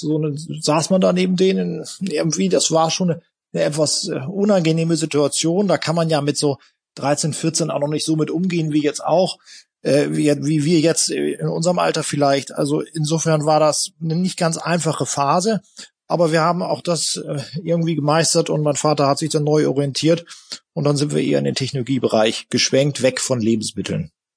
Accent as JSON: {"language": "German", "town": "Buxtehude", "region": "Lower Saxony", "country": "Germany", "tie": "born or raised there", "said": "Aber ich bin eben in dem Unternehmen aufgewachsen, auf dem Fabrikhof, da war mein äh, Familienhaus, da haben wir gelebt und gewohnt und es war natürlich für uns ein riesiger Spielplatz, diese Fabrik, äh, in der wir da aufgewachsen sind, hier in Buxtehude"}